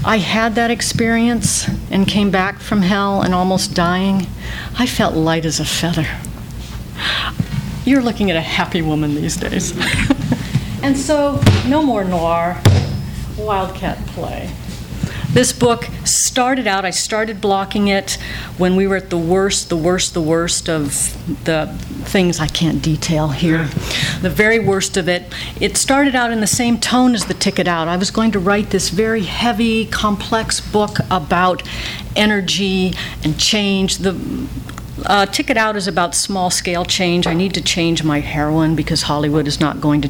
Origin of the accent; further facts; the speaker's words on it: Calgary, Alberta, Canada; moved away; I was up in Calgary, my hometown